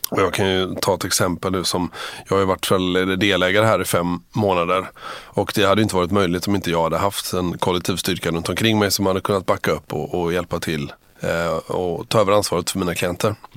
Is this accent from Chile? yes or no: no; Gothenburg, Västra Götaland, Sweden; also born or lived in Uppsala; jag var från Göteborg från början